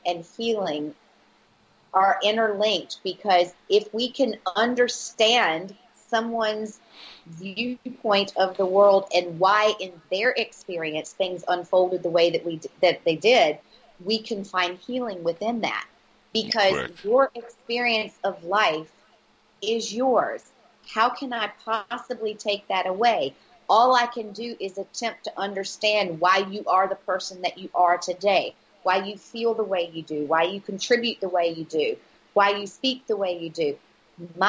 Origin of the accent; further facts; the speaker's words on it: United States; moved away as an adult; as an American who've lived abroad for the last 21 years